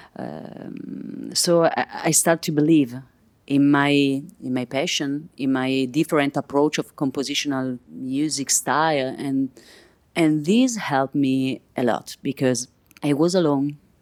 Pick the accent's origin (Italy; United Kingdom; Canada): Italy; Milan, Lombardy; English is a second language; I'm from Milan.